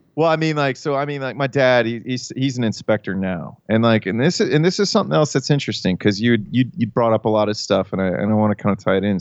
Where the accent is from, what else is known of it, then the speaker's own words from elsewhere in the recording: Hilliard, Ohio, United States; when I grew up in Columbus, it was really conservative. Like, I grew up in Hilliard